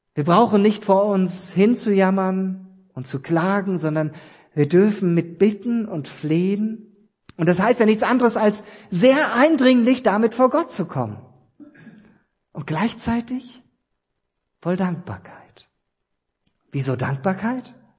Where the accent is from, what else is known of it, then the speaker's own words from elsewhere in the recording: East Germany, Germany; ich bin ja ein Ossi gebürtig